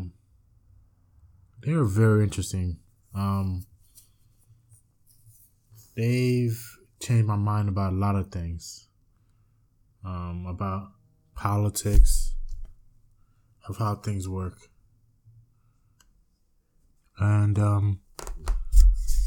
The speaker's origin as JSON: {"language": "English", "region": "New York", "country": "United States", "said": "I'm from the United States, New York"}